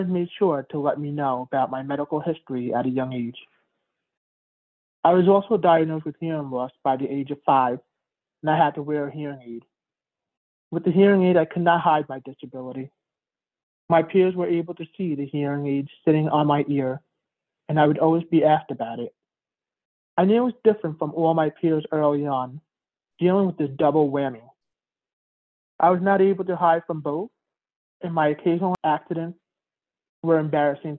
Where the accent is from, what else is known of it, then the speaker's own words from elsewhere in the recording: New York City, New York, United States; I was born premature in April of 1984 at St. Joseph's Hospital in Queens, New York